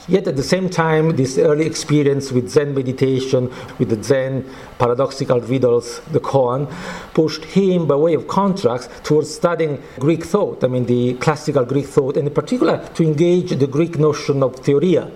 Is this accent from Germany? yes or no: no; Naples, Campania, Italy; I'm coming from Naples, uh, Italy